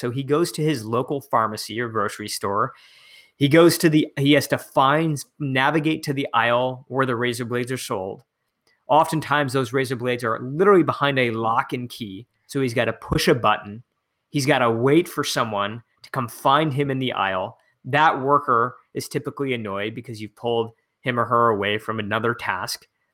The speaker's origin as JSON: {"language": "English", "area": "right outside of Detroit", "region": "Michigan", "country": "United States", "tie": "born or raised there", "said": "i'm back in my hometown in michigan uh, right outside of detroit"}